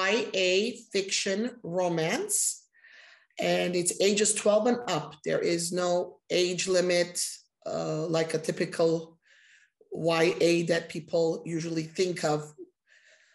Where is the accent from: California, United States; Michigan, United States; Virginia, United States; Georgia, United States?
California, United States; Los Angeles; I was raised here in Los Angeles, and I'm very happy that I was raised here